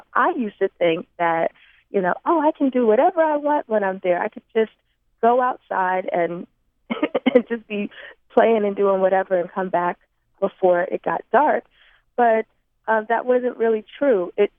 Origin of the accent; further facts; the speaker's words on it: Long Island, New York, United States; also born or lived in Harlan County, Kentucky; I was born and raised in Long Island, New York. I am an 80s baby, so I was born at the tail end of the out-migration out of Harlan County, particularly the coal mining towns of Lynch, Denham